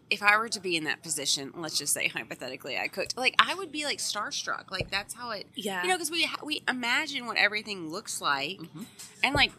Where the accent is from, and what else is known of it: Louisiana, United States